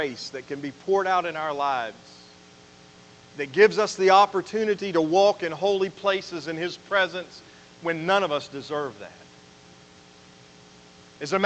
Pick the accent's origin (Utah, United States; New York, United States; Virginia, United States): Virginia, United States; Roanoke; I took my first breath in Roanoke, Virginia when I was born at Jefferson Memorial Hospital